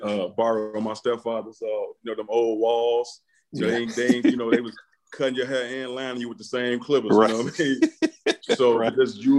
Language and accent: English; Chicago, Illinois, United States; from the south side of Chicago, grew up playing baseball